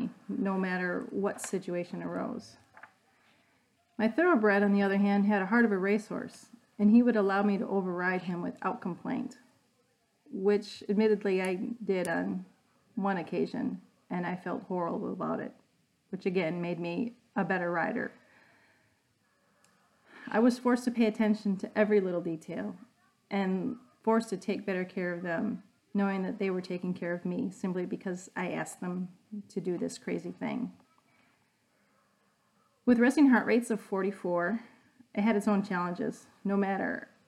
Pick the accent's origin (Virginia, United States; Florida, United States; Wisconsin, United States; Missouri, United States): Wisconsin, United States; I'm from Wisconsin